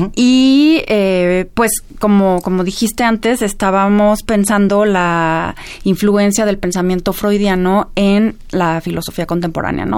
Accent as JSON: {"language": "Spanish", "country": "Mexico", "said": "tenemos que pensar todos como, como mexicanos"}